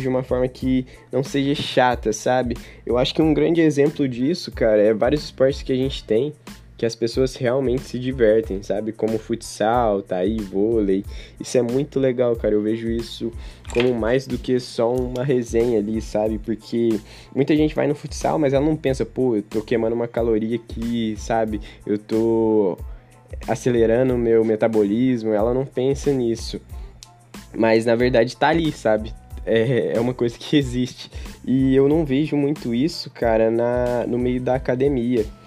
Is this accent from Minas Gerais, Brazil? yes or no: yes; Uberaba, Minas Gerais, Brazil; eu sou daqui de Uberaba mesmo